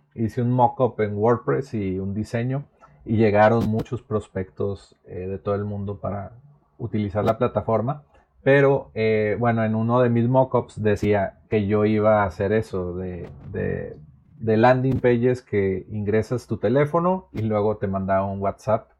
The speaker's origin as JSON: {"language": "Spanish", "town": "Monterrey", "region": "Nuevo León", "country": "Mexico", "tie": "born or raised there", "also_born_or_lived": "Naucalpan, State of Mexico", "said": "he vivido toda mi vida en Monterrey, pero nací en el Estado de México, en Naucalpan"}